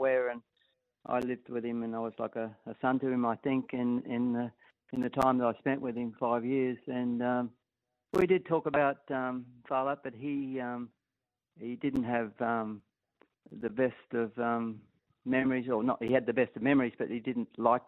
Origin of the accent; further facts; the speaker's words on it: Atherton Tableland, Queensland, Australia; I'm originally from the Atherton Tableland in Queensland